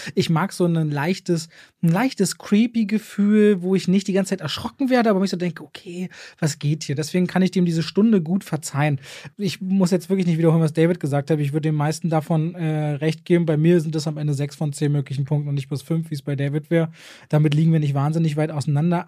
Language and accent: German; Berlin, Germany; Ich als Berliner